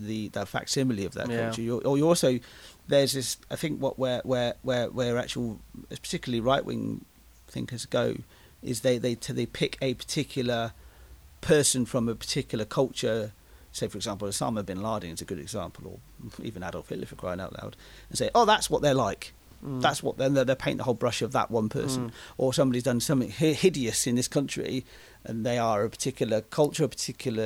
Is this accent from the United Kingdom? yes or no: yes; England, United Kingdom; I am English and I am British. I can't get rid of that because that's where I was born. That's where I grew up